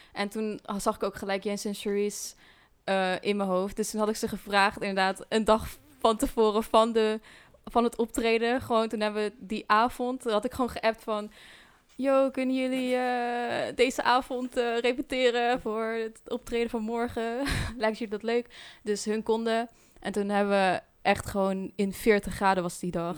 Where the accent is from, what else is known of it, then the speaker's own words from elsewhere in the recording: Dieren, Gelderland, Netherlands; En ik kom uit Dieren. Ehm, ja, daar kom ik oorspronkelijk vandaan